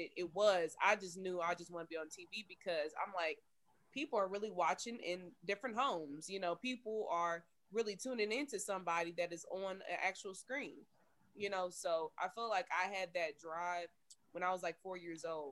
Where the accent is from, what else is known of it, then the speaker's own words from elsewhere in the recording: Kansas City, Kansas, United States; I'm from Kansas City as well. Born and raised Kansas City, 913.